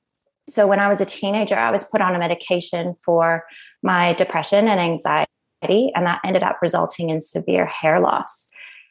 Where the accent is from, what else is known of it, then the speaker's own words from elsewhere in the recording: Canada; moved away as an adult; now in Australia; if you haven't already noticed by my accent, I'm originally from Canada, and I came over to Australia 14 years ago on a working holiday visa